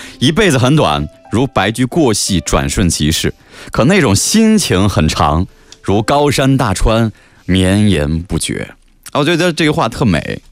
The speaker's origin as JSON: {"language": "Chinese", "region": "Jiangsu", "country": "China", "said": "我们就是江苏人，所以对这个说的这个南京话、扬州话"}